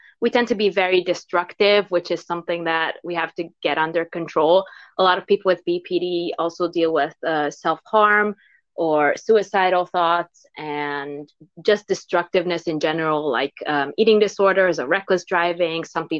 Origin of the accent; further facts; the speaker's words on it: Hungary; first language Hungarian; English is a second language; There is like no literal translation for it in Hungarian, which is my native language.